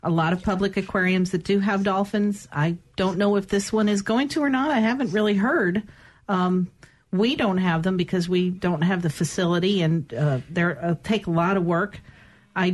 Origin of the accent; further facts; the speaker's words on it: Connecticut, United States; now in Mississippi, United States; I'm originally from Connecticut